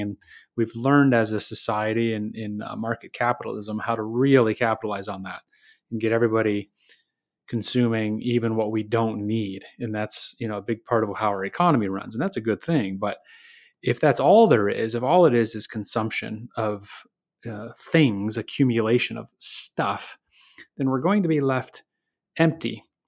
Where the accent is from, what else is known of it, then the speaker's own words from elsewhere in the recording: Michigan, United States; I grew up in Michigan